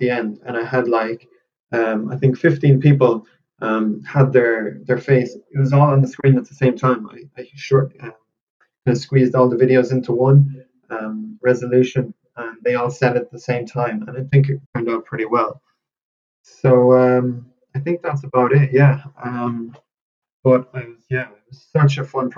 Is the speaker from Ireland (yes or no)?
yes; Galway, Connacht, Ireland; where I'm from in Galway